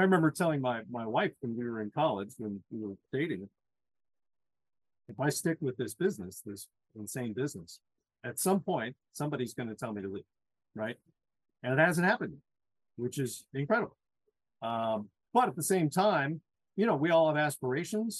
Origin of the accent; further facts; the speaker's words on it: St. Louis, Missouri, United States; moved away; as a kid growing up in St. Louis